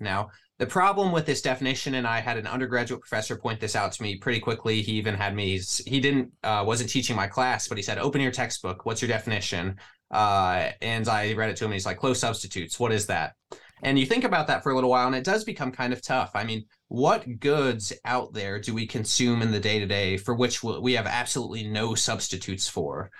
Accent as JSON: {"language": "English", "region": "Midwest", "country": "United States", "said": "I'm from the Midwest."}